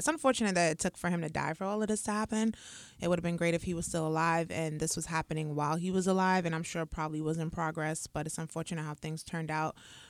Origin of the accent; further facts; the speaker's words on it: Crenshaw, California, United States; in California, grew up in the hard knock streets of Crenshaw. As you could imagine, life was not easy growing up in Crenshaw